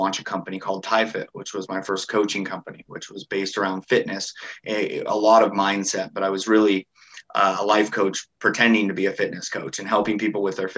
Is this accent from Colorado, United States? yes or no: no; Washington, United States; I grew up in Washington State